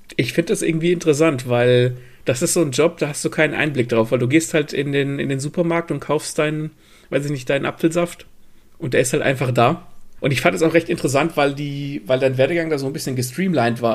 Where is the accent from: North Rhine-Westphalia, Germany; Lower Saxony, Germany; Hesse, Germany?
Hesse, Germany; Gelnhausen; moved away; Das ist ungefähr die Ecke, wo ich ursprünglich herkomme